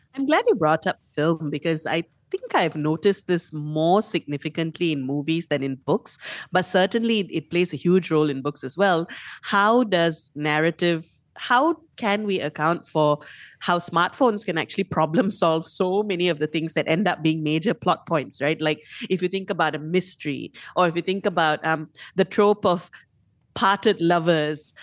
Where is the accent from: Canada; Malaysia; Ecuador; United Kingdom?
Malaysia; being a Malaysian reader, reading Malaysian stories